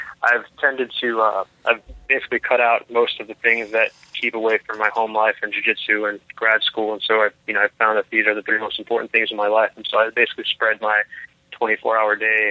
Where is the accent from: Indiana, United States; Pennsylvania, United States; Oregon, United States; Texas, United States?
Texas, United States; Brownsville; also born or lived in New York; now in Austin, United States; I am from Brownsville, Texas. Born and raised there. Moved to Austin when I was about 18.